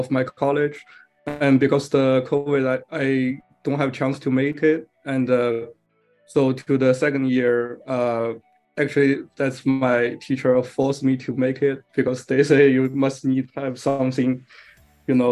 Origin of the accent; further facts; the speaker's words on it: China; now in New York, United States; I'm from China. I study filmmaking in New York